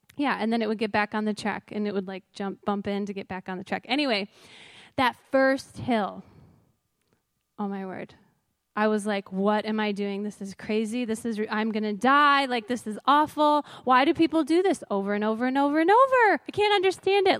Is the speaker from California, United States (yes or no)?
no; Crystal Lake, Illinois, United States; I grew up near here in Crystal Lake